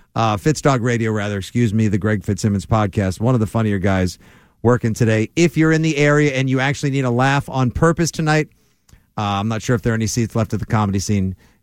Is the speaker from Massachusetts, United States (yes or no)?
yes; South Shore, Massachusetts, United States; I'm from the South Shore.